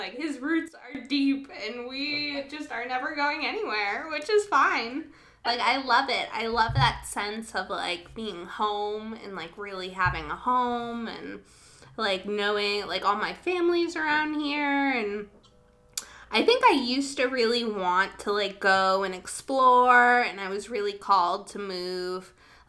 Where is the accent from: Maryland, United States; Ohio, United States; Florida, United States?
Maryland, United States; Germantown; I'm from here. I'm a local. Yeah. So I grew up in Germantown